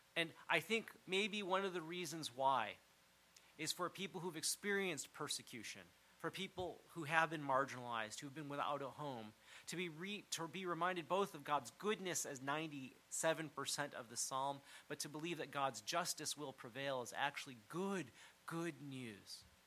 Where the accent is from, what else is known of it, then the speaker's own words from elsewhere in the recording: United States; growing up in the United States